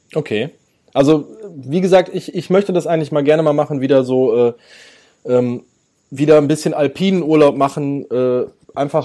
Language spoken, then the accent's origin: German; Ruhr area, North Rhine-Westphalia, Germany; ich, ich komme aus dem Ruhrgebiet